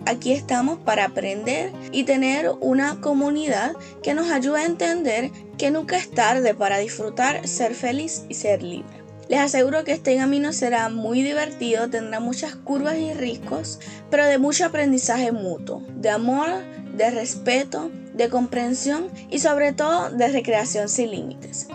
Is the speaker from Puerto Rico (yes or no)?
yes; Puerto Rico; soy puertorriqueña